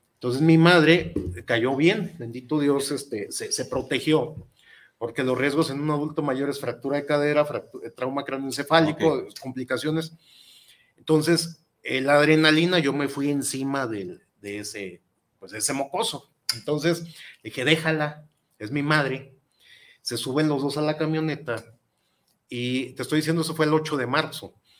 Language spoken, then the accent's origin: Spanish; Guadalajara, Jalisco, Mexico; yo soy tapatío de Hueso Colorado